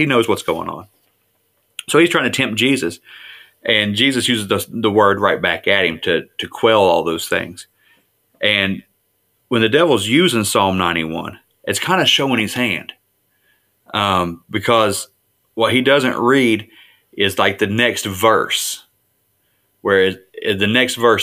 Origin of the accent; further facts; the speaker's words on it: West Virginia, United States; I'm just from West Virginia. I'm a hillbilly.